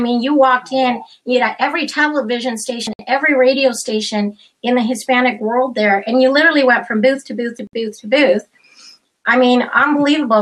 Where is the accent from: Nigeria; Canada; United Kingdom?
Canada; also born or lived in Chile / United States; i grew up in canada